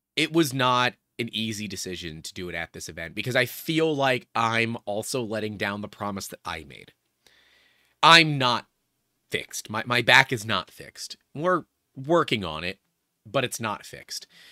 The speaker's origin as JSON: {"language": "English", "country": "United States"}